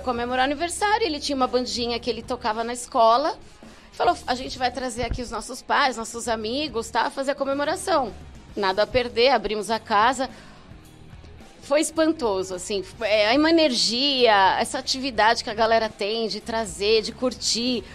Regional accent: São Paulo, Brazil; Eu sou paulistana, uhum. ali da região da Moca, do da centro. Moca. Frequentei muito ali a Baixa Augusta

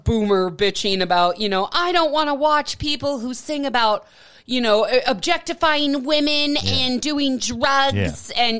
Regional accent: Milwaukee, Wisconsin, United States; moved away; I was brought up in Milwaukee

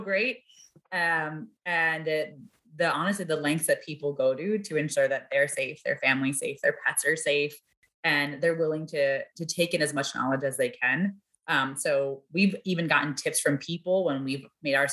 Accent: New York City, New York, United States; also born or lived in Washington, D.C. / Boston; now in Chicago, United States; I grew up in New York City

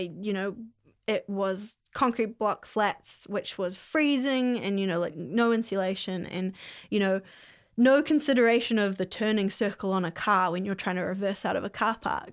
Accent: Whangamatā, Waikato, New Zealand; now in Hamilton, New Zealand; I grew up on the Coromandel in a really small town called Fungamata

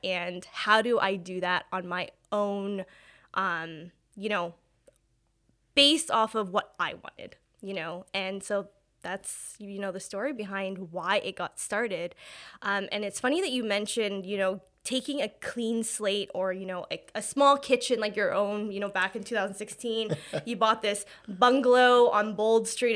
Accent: Hamilton, Ontario, Canada; I was born and raised in Hamilton

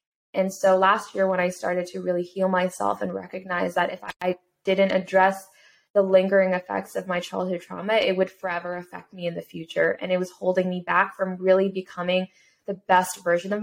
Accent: United States; someone who came from an immigrant family in a single parent household as a Korean American growing up in America

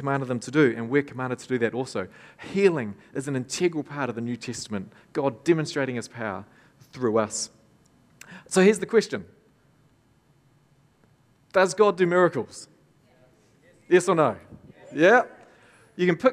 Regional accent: Tokoroa, Waikato, New Zealand; I grew up in Tokoroa. My parents pastored the church there

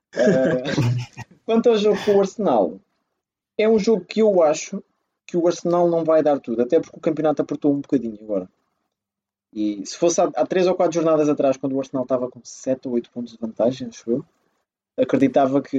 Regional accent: Portugal; eu, como português

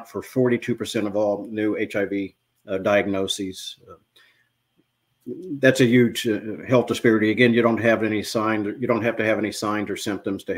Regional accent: New Castle, Indiana, United States; now in Cleveland, United States; I grew up in Newcastle, Indiana

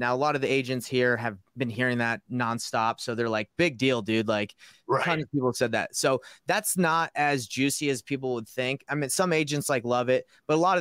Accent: Georgia, United States; moved away; I'm from Georgia originally. So I have a 404 number.

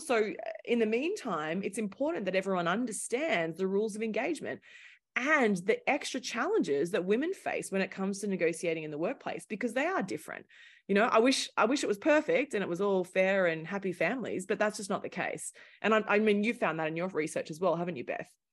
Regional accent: Australia; accent: thick Australian; moved away as an adult; also born or lived in London; now in New York City, United States; Originally, I'm Australian, hence my thick accent

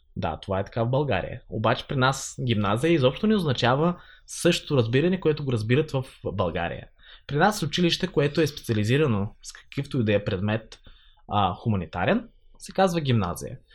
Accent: Holytsia, Odesa Oblast, Ukraine; first language Bulgarian; moved away as an adult; now in Blagoevgrad, Bulgaria; Аз съм от а, украинската част на Бисарабия, от а, Украина, от село Голица, което е там основано през а, 1828 година.

